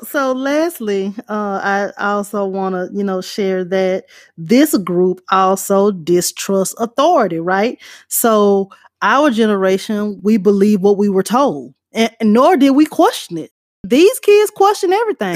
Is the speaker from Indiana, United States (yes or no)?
no; Louisiana, United States; moved away; also born or lived in California; I moved to California and I would say I'm from Louisiana